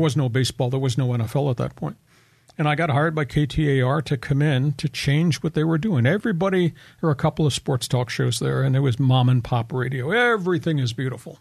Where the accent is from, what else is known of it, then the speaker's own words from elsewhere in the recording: Long Island, New York, United States; moved away as an adult; also born or lived in Ohio / Phoenix; now in San Diego, United States; I grew up on Long Island